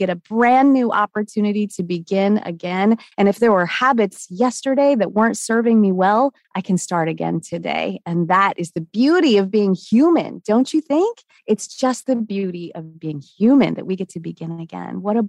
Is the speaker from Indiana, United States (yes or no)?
no; Washington, United States; now in Charlotte, United States; I'm in Charlotte, North Carolina. I grew up in Washington State